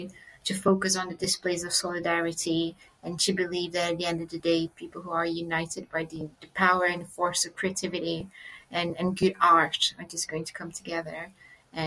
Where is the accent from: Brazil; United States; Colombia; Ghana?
Brazil; now in United Kingdom; It was such a shock for me when I moved from Brazil into the UK and I realized that all the safeguarding that I had back home just didn't exist back here.